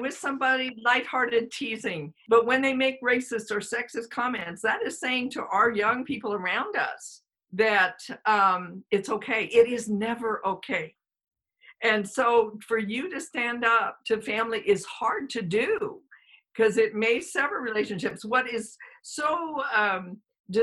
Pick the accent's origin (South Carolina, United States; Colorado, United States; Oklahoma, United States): Colorado, United States; also born or lived in New York; I grew up in Colorado, but originally from New York